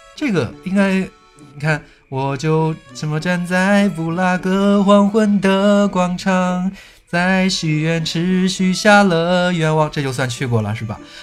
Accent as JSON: {"language": "Chinese", "town": "Kaifeng", "region": "Henan", "country": "China", "said": "我是河南开封"}